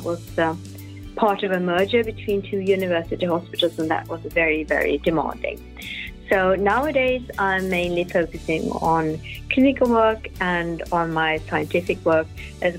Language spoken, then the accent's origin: English; Stockholm, Stockholm County, Sweden; I'm from Stockholm, from the inner city